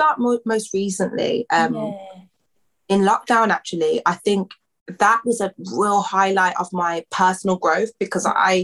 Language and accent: English; Birmingham, West Midlands, United Kingdom; I'm a singer from Birmingham in the UK.